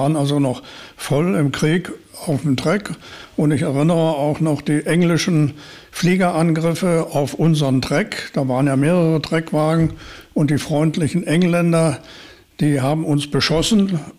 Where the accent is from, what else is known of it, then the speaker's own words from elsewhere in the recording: Spantekow, Mecklenburg-Vorpommern, Germany; also born or lived in Szczecin, Poland; Denn in dieser Gegend bin ich hier, hier bin ich zu Hause, geboren in Stettin, aber wie das früher so üblich war, auf dem Land gab es keine Ärzte. Und so gingen die meisten Frauen in die nächste Klinik und die war in Stettin.